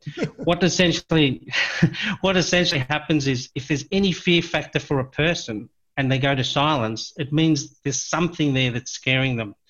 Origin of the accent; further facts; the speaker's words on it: Cape Town, Western Cape, South Africa; I was born in South Africa, um, oh, in a place near Cape Town, a place called Claremont